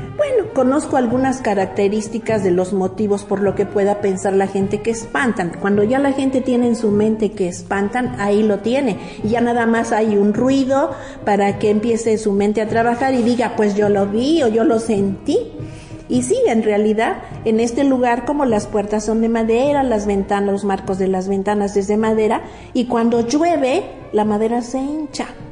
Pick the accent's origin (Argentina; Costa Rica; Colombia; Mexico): Mexico; en México tenemos como mexicanos una costumbre